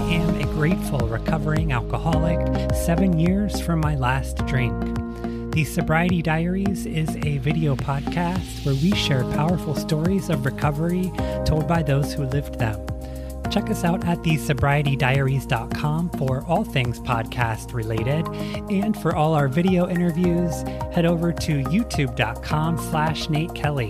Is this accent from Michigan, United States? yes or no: no; Toronto, Ohio, United States; moved away; I am here in my hometown of Toronto, Ohio, which is a tiny river town of about probably 5,000 people now